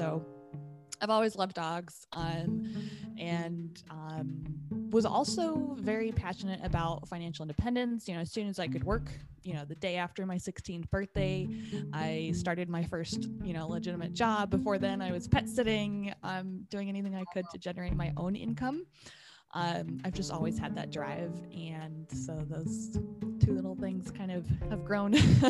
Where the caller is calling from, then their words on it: New York, United States; I am in Western New York in the United States. We're kind of right outside of Buffalo, about 30 minutes from Niagara Falls.